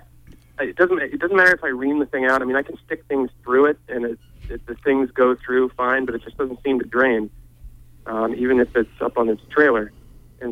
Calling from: Penobscot, Maine, United States; I'm calling from Penobscot

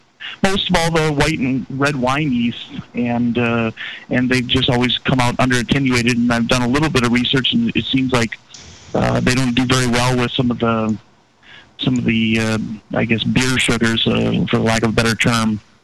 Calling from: Minneapolis, Minnesota, United States; from Minneapolis.

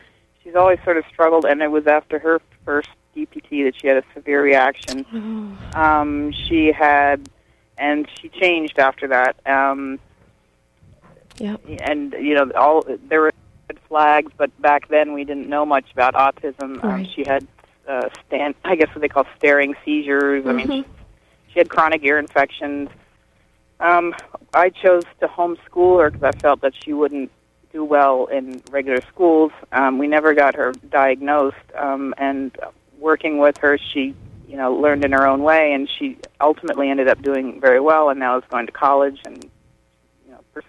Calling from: Lemoyne, Pennsylvania, United States; from Lemoyne.

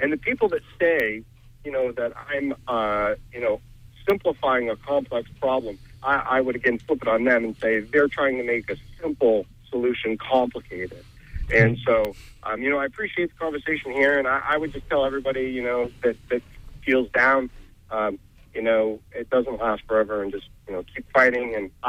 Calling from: Bangor, Maine, United States; I'm from Bangor.

